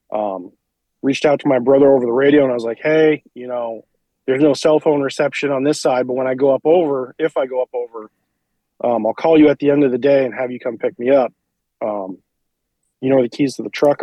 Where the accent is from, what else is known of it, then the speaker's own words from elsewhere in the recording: central Vermont, United States; I'm from Vermont, originally central Vermont. I live in north central Vermont now